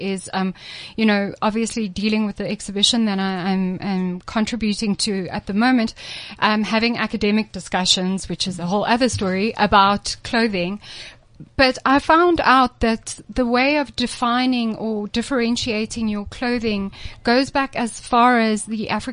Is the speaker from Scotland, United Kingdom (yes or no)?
yes; Scotland, United Kingdom; I'm Scottish